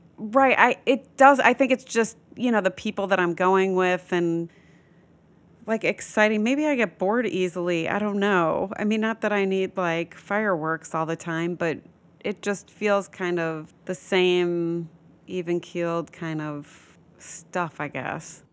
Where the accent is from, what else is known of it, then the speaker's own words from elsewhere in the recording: Midwest, United States; moved away as an adult; also born or lived in Florida / Los Angeles; now in New York, United States; I was born and raised in the Midwest